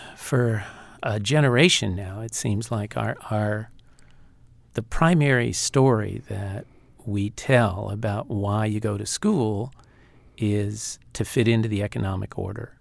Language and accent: English; Los Angeles, California, United States; also born or lived in Altoona, Pennsylvania; we moved to Los Angeles when I was about seven or eight. And before that, we grew up in Altoona, Pennsylvania